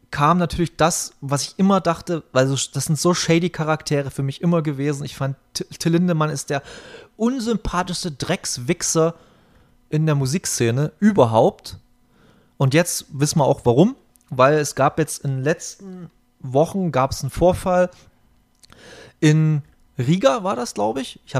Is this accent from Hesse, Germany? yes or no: no; Berlin, Germany; und ich bin hier bei uns in der Gegend groß geworden